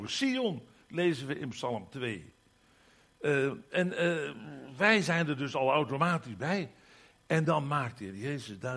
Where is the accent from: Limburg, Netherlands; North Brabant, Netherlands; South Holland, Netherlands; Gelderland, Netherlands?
Limburg, Netherlands; In de eerste plaats, ik ben Limburger, kom daar maar eens om.